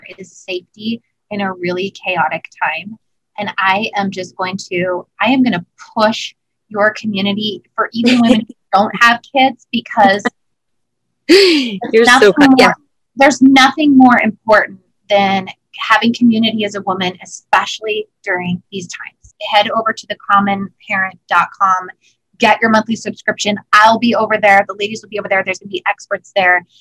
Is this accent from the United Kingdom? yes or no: no; Canada; we're all Canadian